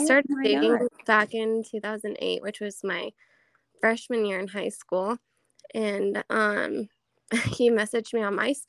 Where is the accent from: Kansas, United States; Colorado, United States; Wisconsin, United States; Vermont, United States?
Colorado, United States; Rifle; also born or lived in Grand Junction, Colorado; I'm born and raised actually just in Rifle, Colorado.